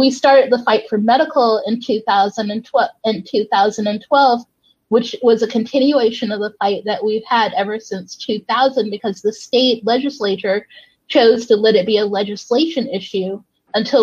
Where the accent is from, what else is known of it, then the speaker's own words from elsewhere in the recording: New York, United States; moved away as an adult; now in Massachusetts, United States; growing up in New York in the late 70s, early 80s in an artist community in New York, the East Village